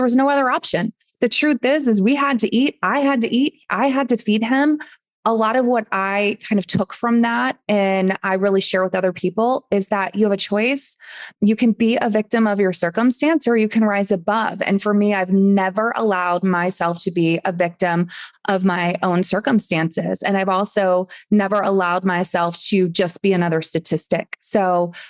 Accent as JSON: {"language": "English", "region": "East Coast", "country": "United States", "moved": "as an adult", "lives_now": "Phoenix, United States", "said": "when my husband moved here to Phoenix, where we're living now, we're from the East Coast"}